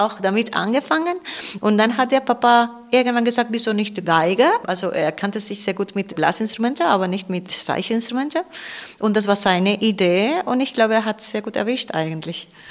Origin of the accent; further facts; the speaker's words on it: Cartagena, Region of Murcia, Spain; German is a second language; also born or lived in Ibiza; now in Weimar, Germany; ich bin nicht da aufgewachsen, sondern im Festland, in Cartagena, das ist im Südosten Spaniens, am Meer